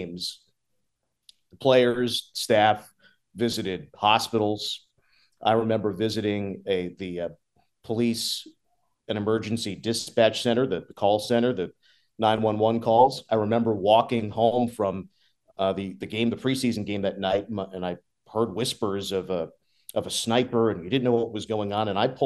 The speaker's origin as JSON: {"language": "English", "town": "Ridgewood", "region": "New Jersey", "country": "United States", "tie": "born or raised there", "moved": "as an adult", "lives_now": "Las Vegas, United States", "said": "growing up in the New York area"}